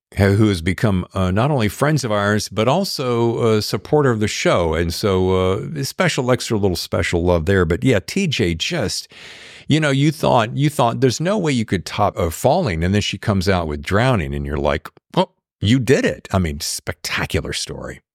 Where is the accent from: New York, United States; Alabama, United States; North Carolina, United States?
North Carolina, United States; I'm from North Carolina.